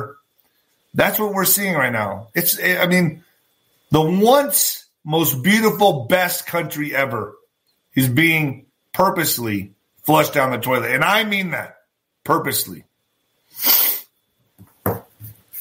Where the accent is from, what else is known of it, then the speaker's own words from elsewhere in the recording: El Paso, Texas, United States; also born or lived in Ciudad Juarez, Mexico; I was born in El Paso, Texas, but I was also raised in Ciudad Juarez. I came back and forth.